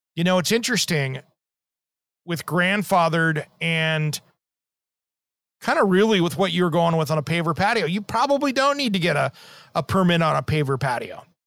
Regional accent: Tri-Cities, Eastern Washington State, United States; in the Tri-Cities where I grew up in Eastern Washington State

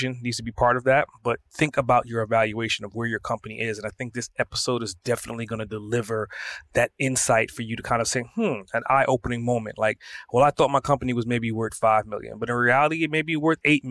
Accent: New York City, New York, United States; now in Atlanta, United States; I'm originally from Brooklyn

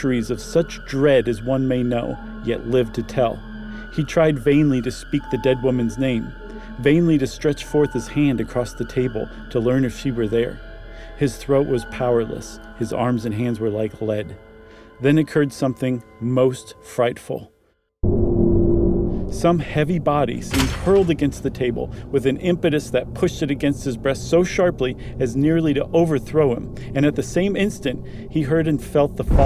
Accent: Ohio, United States; I grew up in Ohio

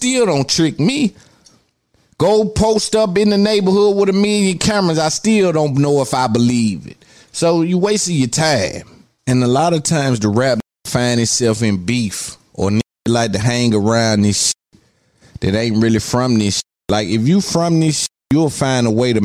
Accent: Nashville, Tennessee, United States; I'm from Cashville

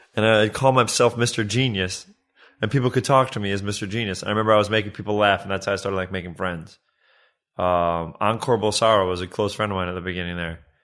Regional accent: New York City, New York, United States; moved away as an adult; also born or lived in Westchester, New York; now in Los Angeles, United States; When I was a kid, I moved from Riverdale, which is like the northern part of the Bronx, and up to Westchester

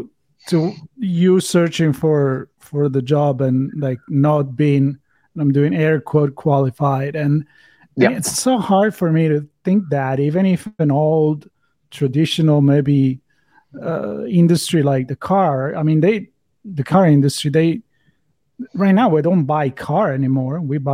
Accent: Italy; I mean, I never been a car guy, but I was a scooter guy growing up in Italy, right?

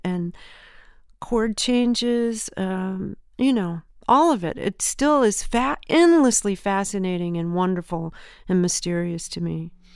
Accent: Southern California, United States; also born or lived in Memphis, Tennessee; I was born in Memphis. We moved to, um, Southern California when I was three, and I was raised in Southern California

